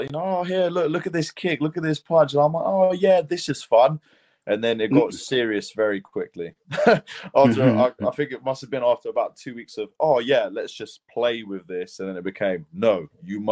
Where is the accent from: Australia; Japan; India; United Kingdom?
United Kingdom; accent: British; also born or lived in Lithuania; I was born in Lithuania. Actually, that's why I represent both, you know, Lithuania and Great Britain. But we moved here when I was 3 years old. So yeah, that's why, you know, I stand by born in Lithuania but bred in Britain